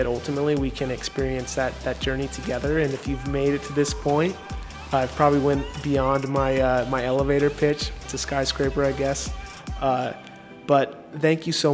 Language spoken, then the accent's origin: English; Boise, Idaho, United States; moved away as an adult; now in Phoenix, United States; I am originally from Boise, Idaho. I currently reside in Phoenix, Arizona, where I've been for about 8 years now